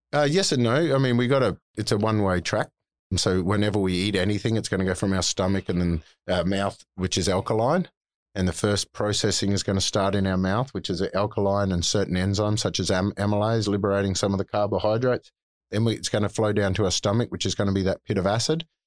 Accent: North Queensland, Australia; I'm a yobbo from North Queensland, so I've mm. always called it plant.

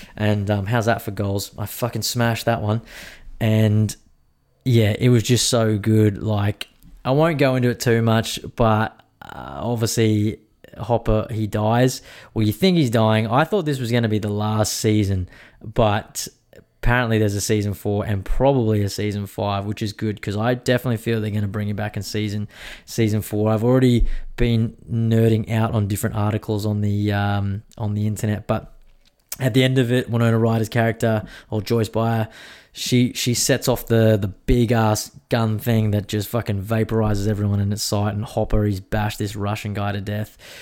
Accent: Queensland, Australia; as a Queenslander

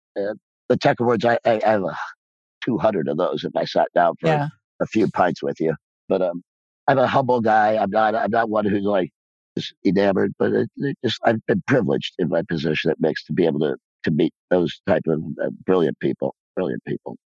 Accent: Rensselaer, Indiana, United States; moved away; I'm still a small town boy from Rensselaer, Indiana, who grew up with three stoplights in his hometown

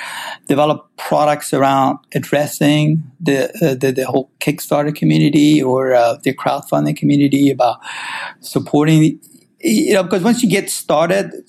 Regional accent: Iran; also born or lived in St. Louis, United States; now in California, United States; I originally grew up, I'm from Iran myself, originally, so that's where I was born, and I immigrated to U.S. around 78, so that's, I went and ended up going to high school here, around Midwest, actually, St. Louis area

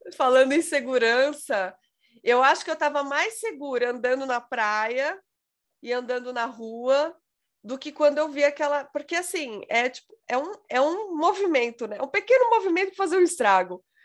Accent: São Paulo, Brazil; eu sou paulista

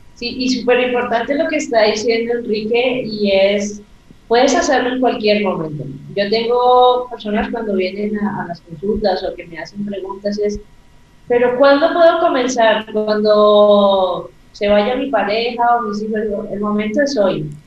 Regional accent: Colombia; el indicativo aquí en mi país, que es más 57

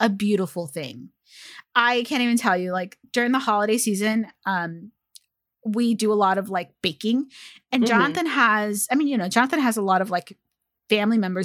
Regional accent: California, United States; I was born in California

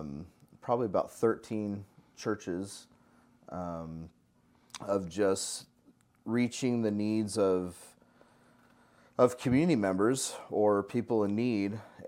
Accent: Salt Lake City, Utah, United States; also born or lived in Northern California; Yeah, I mean, originally I grew up in Utah, in Salt Lake City, Utah, and then part of my life, and the other part of my life was in Northern California

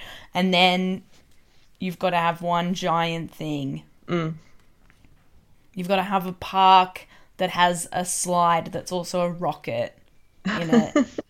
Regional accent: Tamworth, New South Wales, Australia; I was born and raised in a town that has a big thing. What is the big thing? Well, I was born in Tamworth.

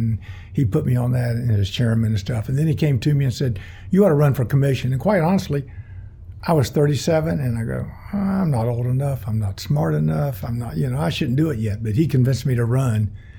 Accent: Winter Garden, Florida, United States; also born or lived in Gainesville; So after the war, then my dad moved down here. So, you know, we were born and raised here. And, you know, as was my wife. You know, we went, as you said, we went to schools here in Winter Garden, Winter Garden Elementary, Diller Street, and Lakeview for 6 years.

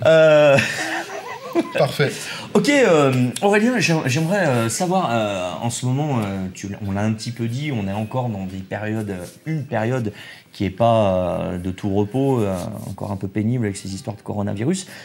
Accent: Saint-Étienne, Auvergne-Rhône-Alpes, France; on est stéphanois

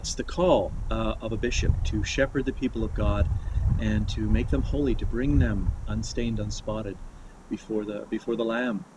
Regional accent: Kamloops, British Columbia, Canada; also born or lived in Vancouver Island; I grew up in British Columbia. I was born on the island of Vancouver Island and raised in Kamloops in the interior.

